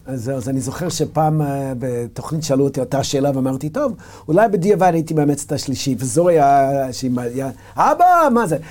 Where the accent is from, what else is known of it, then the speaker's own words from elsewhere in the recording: United States; Hebrew is a second language; moved away as an adult; now in Israel; כמו שאני גדלתי בארצות הברית